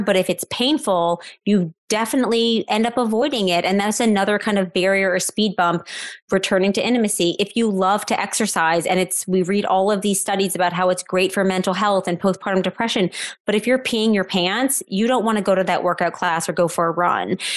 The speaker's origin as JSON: {"language": "English", "town": "New Orleans", "region": "Louisiana", "country": "United States", "tie": "born or raised there", "said": "I live in New Orleans, Louisiana, which is my hometown."}